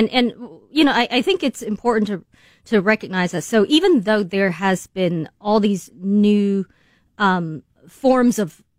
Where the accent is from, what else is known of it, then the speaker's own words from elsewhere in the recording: China; moved away; The internet did not exist when I, you know, was growing up in China.